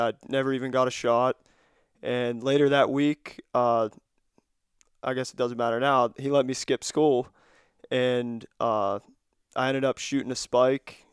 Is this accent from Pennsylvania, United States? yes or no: yes; Cambria County, Pennsylvania, United States; I'm from Cambria County here in P A.